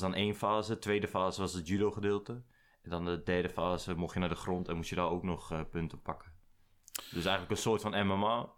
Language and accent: Dutch; Nieuwegein, Utrecht, Netherlands; born or raised there; also born or lived in IJsselstein